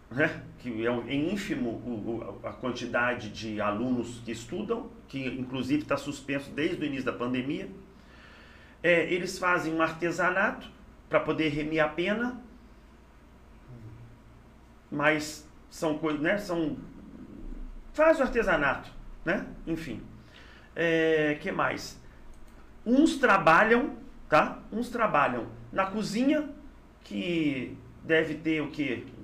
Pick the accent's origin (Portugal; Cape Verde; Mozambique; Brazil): Brazil; Volta Redonda, Rio de Janeiro; born there; Sim, eu nasci em Volta Redonda, a minha mãe também.